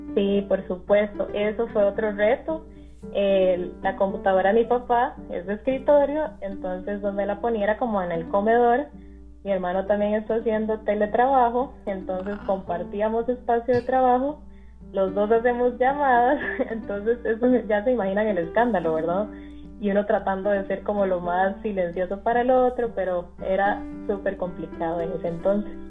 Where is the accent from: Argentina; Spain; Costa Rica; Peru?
Costa Rica; San José; moved away as an adult; now in Guanacaste, Costa Rica; yo soy de San José, pero decidí irme en agosto del año pasado